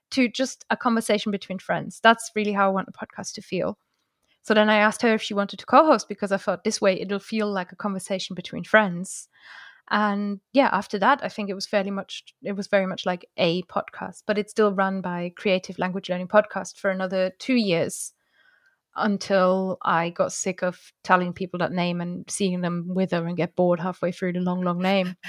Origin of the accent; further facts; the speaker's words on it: Germany; first language German; English is a second language; moved away; I grew up near Luxembourg and near France